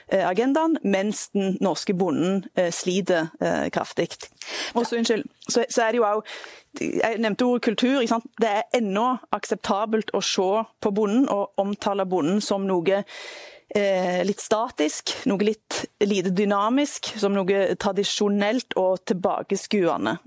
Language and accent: Norwegian; Jæren, Rogaland, Norway; Jeg kommer fra Jæren, et av Norges matfat.